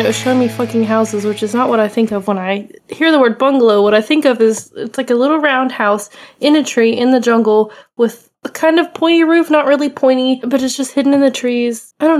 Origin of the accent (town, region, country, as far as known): United States